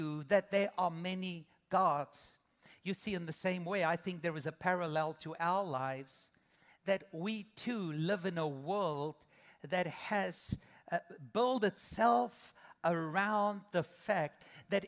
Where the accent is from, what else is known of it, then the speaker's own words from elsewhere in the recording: South Africa; moved away as an adult; now in United States; 22 years ago, my wife and I came with our babies from South Africa